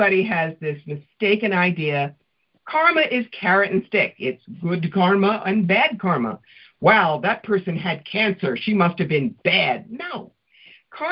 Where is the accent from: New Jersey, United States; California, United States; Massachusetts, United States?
New Jersey, United States; Cherry Hill; also born or lived in Marietta, Georgia; now in Schoharie County, United States; a girl who grew up in Cherry Hill